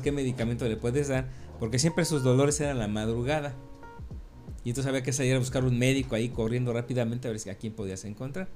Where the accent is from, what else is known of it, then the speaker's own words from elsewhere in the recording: Mexico City, Mexico; moved away; also born or lived in Campeche; mis orígenes vienen desde el Distrito Federal, yo nací en la Ciudad de México en los años sesentas.